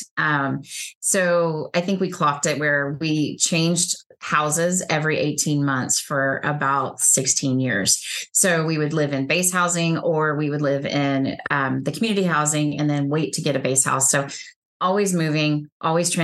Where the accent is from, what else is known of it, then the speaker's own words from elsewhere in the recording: Texas, United States; I'm from Texas